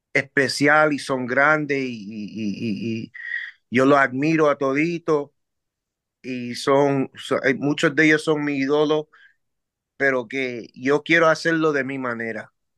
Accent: New York City, New York, United States; nos mudamos para el caserillo del Bronx, Forest Projects

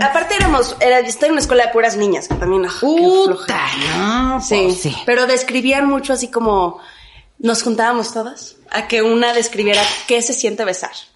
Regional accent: Mexico; mi sangre es este, muy muy, muy normal, o sea, es española e indígena, o sea, como cualquier mexicano

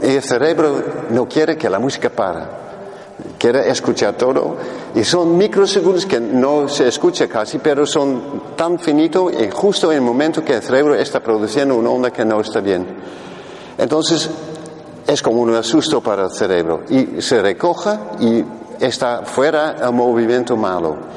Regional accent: Netherlands; Spanish is a second language; en español soy holandés

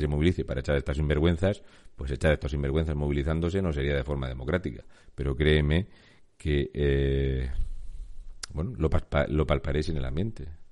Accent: Murcia, Region of Murcia, Spain; yo soy de Murcia

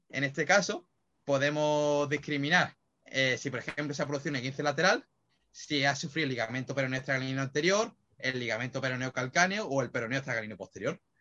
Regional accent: Málaga, Andalusia, Spain; yo que soy de Málaga

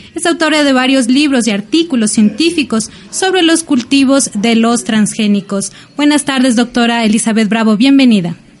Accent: Ecuador; yo como ecuatoriana tengo mi identidad

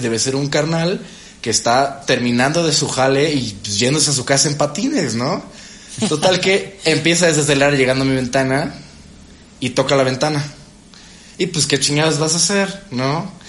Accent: Veracruz, Mexico; soy de Veracruz

